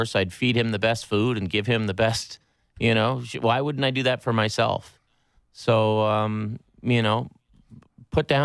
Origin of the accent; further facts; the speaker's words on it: Pictou County, Nova Scotia, Canada; I'm from Pictou County